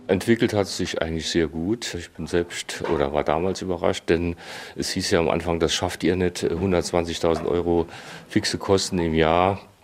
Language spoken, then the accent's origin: German; Saarland, Germany; Ich bin Saarländer. Saarländer und hier geprägt von der Kultur, vom Umfeld